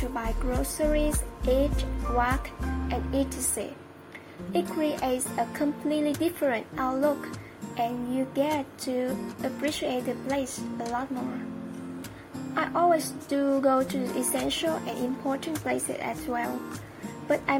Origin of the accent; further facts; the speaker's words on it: Iran; Iran, my home country